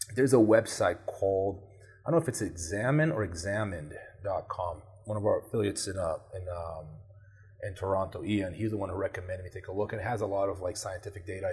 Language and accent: English; Brazil; moved away; I grew up in Brazil.